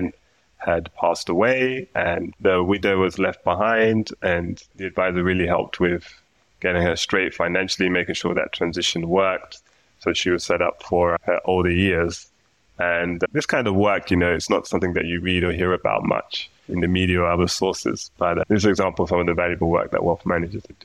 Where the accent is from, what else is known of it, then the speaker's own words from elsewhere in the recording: London, United Kingdom; moved away as an adult; now in Copenhagen, Denmark; But as you can hear from my accent, I'm originally from the UK, from London.